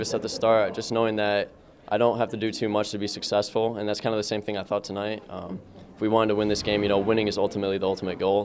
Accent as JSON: {"language": "English", "town": "Lake Orion", "region": "Michigan", "country": "United States", "tie": "born or raised there", "said": "This is where I've grown, 18 years here, same household, everything. So, this is just my hometown"}